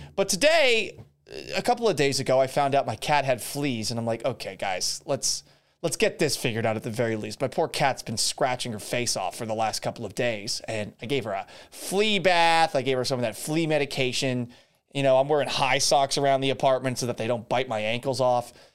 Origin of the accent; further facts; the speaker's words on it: Massachusetts, United States; moved away; also born or lived in Florida; I'm from Massachusetts originally